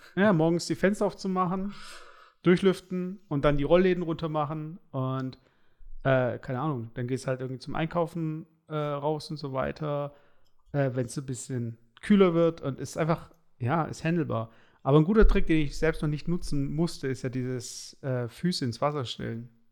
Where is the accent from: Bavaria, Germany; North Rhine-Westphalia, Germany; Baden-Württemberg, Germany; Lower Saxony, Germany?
Baden-Württemberg, Germany; Stuttgart; bei uns in Baden-Württemberg, also in Stuttgart